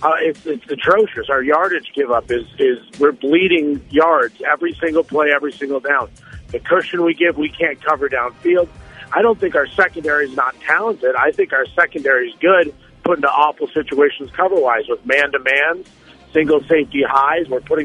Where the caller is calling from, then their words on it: Burlingame, California, United States; I am from Burlingame.